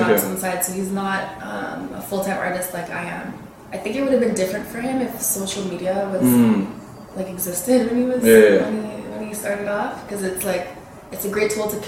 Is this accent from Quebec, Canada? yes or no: yes; Montreal, Quebec, Canada; also born or lived in Laval / Toronto / Ottawa; I grew up in Montreal, I moved to Toronto.